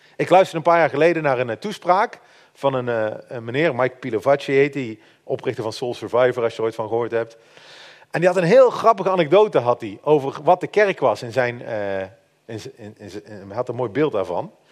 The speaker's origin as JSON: {"language": "Dutch", "country": "Netherlands", "said": "wij als Nederlanders"}